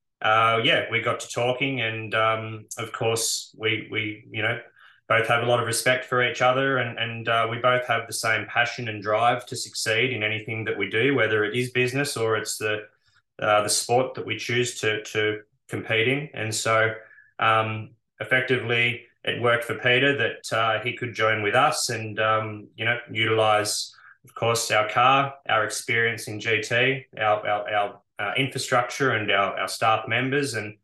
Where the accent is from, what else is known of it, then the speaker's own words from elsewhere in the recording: Bathurst, New South Wales, Australia; born and bred in Bathurst